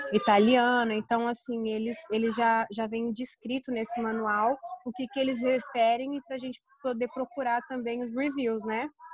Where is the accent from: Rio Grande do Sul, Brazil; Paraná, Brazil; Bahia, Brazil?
Paraná, Brazil; interior of; now in Florida, United States; Eu venho do interior do Paraná